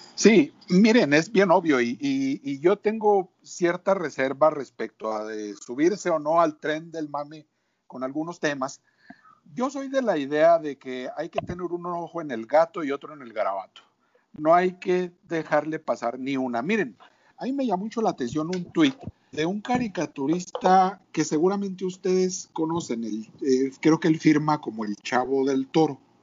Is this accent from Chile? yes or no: no; Mexico; como mexicanos